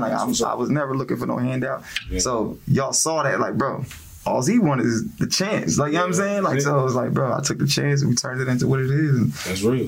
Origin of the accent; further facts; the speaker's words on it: New Jersey, United States; now in Greensboro, United States; I'm from Jersey